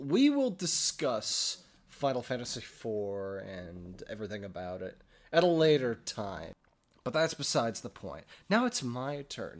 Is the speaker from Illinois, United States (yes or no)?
yes; Chicago, Illinois, United States; moved away as an adult; now in Milwaukee, United States; We're both from Chicagoland